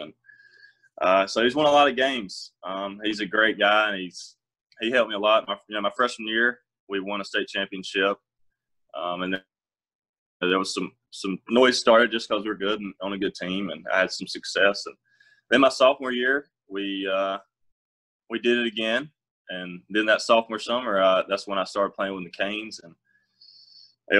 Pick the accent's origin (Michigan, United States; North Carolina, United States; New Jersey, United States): North Carolina, United States; Whiteville; I'm from Whiteville, North Carolina